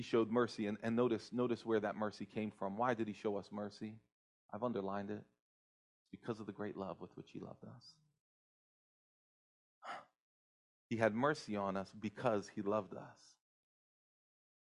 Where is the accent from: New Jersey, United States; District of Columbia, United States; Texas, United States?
New Jersey, United States; I happen to be the son of Brazilian immigrants. My parents came to the United States in the 60s. I grew up in New Jersey